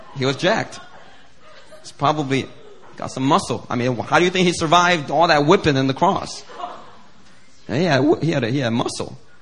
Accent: Philadelphia, Pennsylvania, United States; growing up in Philly and hanging out with friends that used to be offensive just for the sake of it

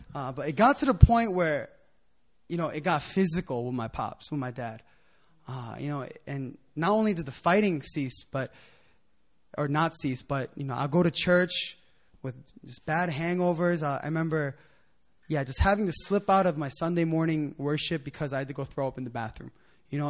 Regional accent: Philadelphia, Pennsylvania, United States; moved away as an adult; also born or lived in New Jersey / Japan; now in Korea; I'm from Philadelphia

